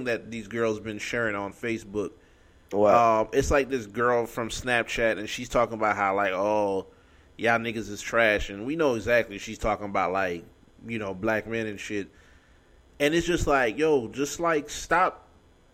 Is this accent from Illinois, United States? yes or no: no; New York, United States; now in Florida, United States; I was born in New York